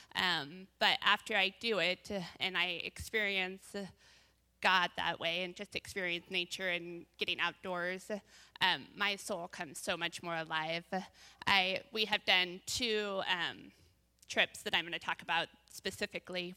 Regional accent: Bend, Oregon, United States; now in Salem, United States; I grew up in Bend, moved over here in ninety-seven

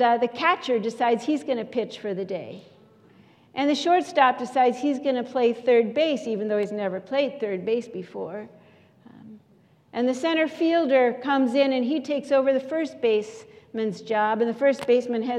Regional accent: St. Louis, Missouri, United States; moved away; St. Louis Cardinals baseball game, my hometown team

